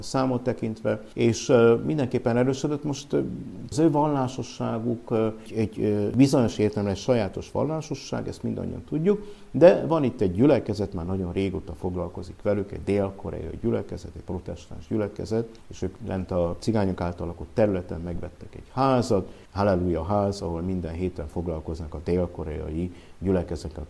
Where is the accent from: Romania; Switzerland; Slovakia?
Romania; Cluj-Napoca, Cluj County; moved away as an adult; also born or lived in Budapest, Hungary / Olaszliszka, Hungary; now in Hungary; Én Kolozsváron születtem már, mm. mert szüleim 50-es években Kolozsvára kerültek. Kolozsváron nőttem fel